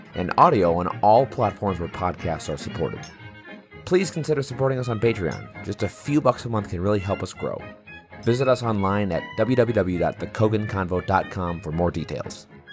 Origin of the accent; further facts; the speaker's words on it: Wisconsin, United States; I'm from Wisconsin